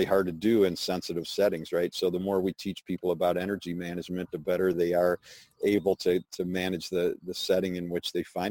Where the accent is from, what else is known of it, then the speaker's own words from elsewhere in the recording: Chicago, Illinois, United States; I grew up in Chicago